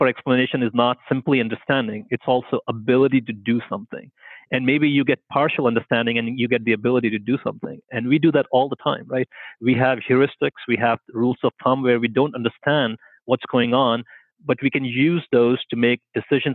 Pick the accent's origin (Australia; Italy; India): India; moved away as an adult; now in Canada; I grew up in India